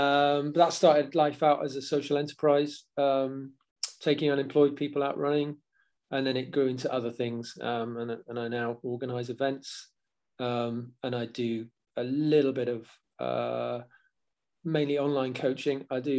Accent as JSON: {"language": "English", "town": "Newcastle", "region": "North East England", "country": "United Kingdom", "accent": "Geordie", "said": "Where are you from? Newcastle. What? Oh, really? Go on, do us a Geordie accent. And yeah. Suppose I've got more in common with Sting. I've got a slightly watered down Geordie accent, but it does come out."}